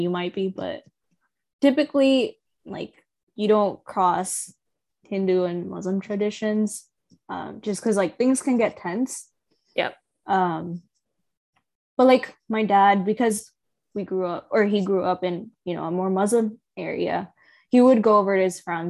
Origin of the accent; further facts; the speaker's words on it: United States; growing up in America and not in India